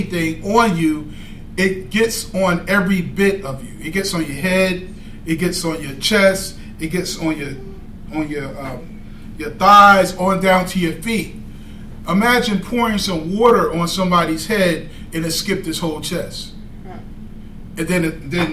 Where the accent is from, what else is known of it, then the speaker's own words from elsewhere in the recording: Tennessee, United States; I'm from Tennessee